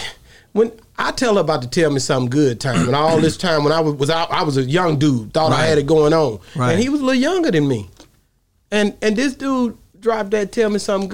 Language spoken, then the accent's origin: English; Texas, United States; I'm from the South. Right. And so even to this day, when I'm out, I'm from Texas, man, and I'm so Texas